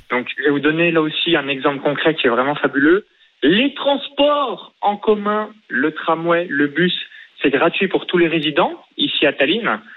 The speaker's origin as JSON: {"language": "French", "area": "near Chalon-sur-Saône", "region": "Bourgogne-Franche-Comté", "country": "France", "tie": "born or raised there", "moved": "yes", "lives_now": "Estonia"}